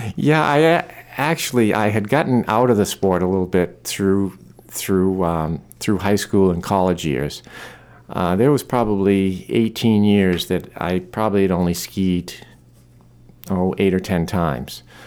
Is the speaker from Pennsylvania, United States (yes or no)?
no; Maine, United States; I'm born and raised in Maine